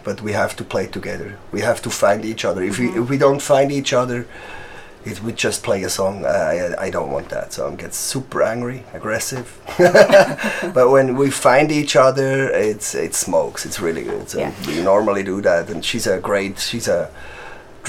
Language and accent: English; Switzerland; English is a second language; I'm from Switzerland.